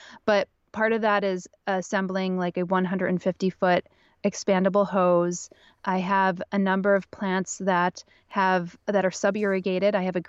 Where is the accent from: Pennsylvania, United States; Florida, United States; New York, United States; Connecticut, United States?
Pennsylvania, United States; now in Brooklyn, United States; I grew up in Northeastern Pennsylvania